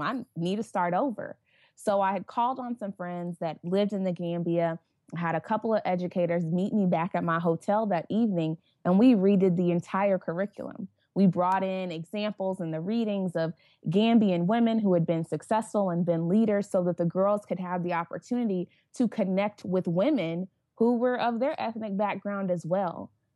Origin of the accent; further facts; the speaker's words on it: Tulsa, Oklahoma, United States; growing up in Tulsa, predominantly white environment